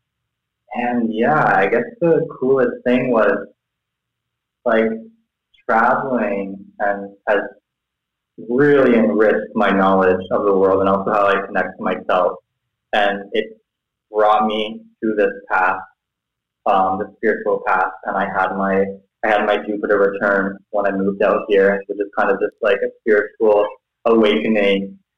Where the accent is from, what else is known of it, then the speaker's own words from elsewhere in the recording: close to Toronto, Ontario, Canada; moved away as an adult; now in Thailand; I grew up in Canada, close to Toronto